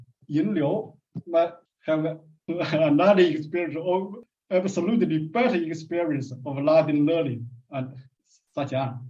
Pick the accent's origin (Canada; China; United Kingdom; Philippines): China; first language Chinese; English is a second language; I could only read English besides my mother tongue, Chinese.